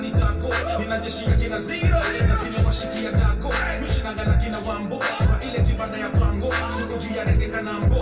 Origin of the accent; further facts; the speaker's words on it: Nairobi, Kenya; also born or lived in Mombasa; I'm from Nairobi. Though currently in Mombasa